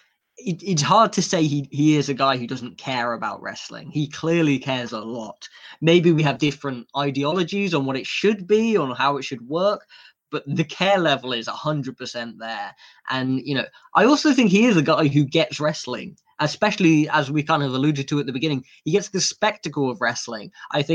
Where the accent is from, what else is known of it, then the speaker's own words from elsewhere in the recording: United Kingdom; we're British